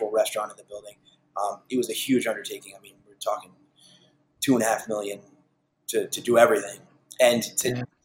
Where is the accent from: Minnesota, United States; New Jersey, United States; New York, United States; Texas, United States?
New York, United States; Huntington; we're born and raised in Huntington. We love Huntington